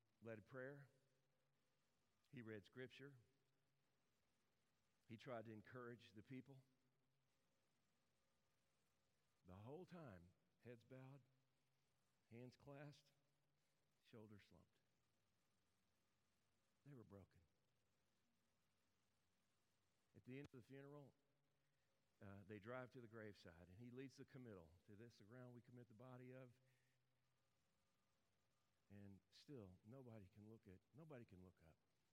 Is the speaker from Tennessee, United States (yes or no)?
yes; Memphis, Tennessee, United States; moved away as an adult; also born or lived in North Jersey, New Jersey; I'm from Memphis